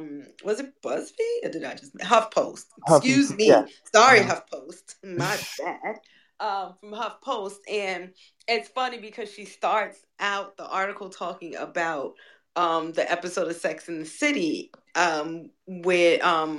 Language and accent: English; New York City, New York, United States; I'm a New Yorker, like an actual New Yorker, born and raised in this city.